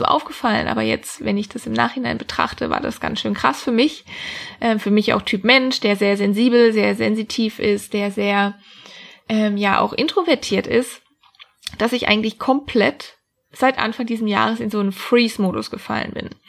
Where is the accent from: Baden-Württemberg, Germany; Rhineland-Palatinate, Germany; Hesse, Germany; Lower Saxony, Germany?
Baden-Württemberg, Germany; Freiburg; Ich wollte eigentlich immer in meiner Heimat, das ist Freiburg im schönen Süden von Deutschland, bleiben.